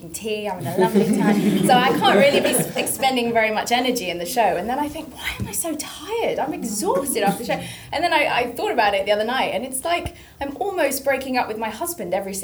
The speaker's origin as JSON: {"language": "English", "country": "Philippines", "said": "I'm from the Philippines"}